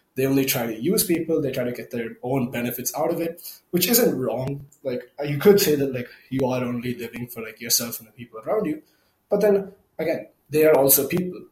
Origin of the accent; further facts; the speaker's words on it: India; English is a second language; I'm from India